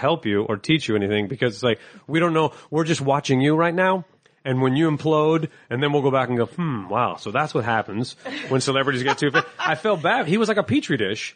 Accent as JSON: {"language": "English", "town": "Downey", "region": "California", "country": "United States", "tie": "born or raised there", "accent": "slight Southern drawl", "said": "I grew up in, outside L A in Downey, California."}